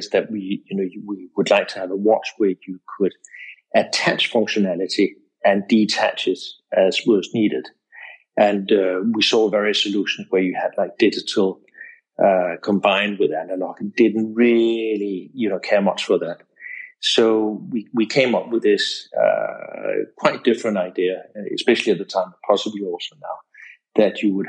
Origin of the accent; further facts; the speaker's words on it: Denmark; moved away as an adult; also born or lived in England; now in Portugal; I grew up in Denmark